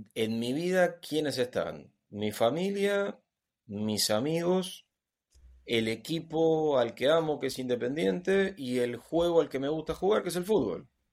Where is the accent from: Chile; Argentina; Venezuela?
Argentina; aquí en Argentina tenemos una tradición de cuentistas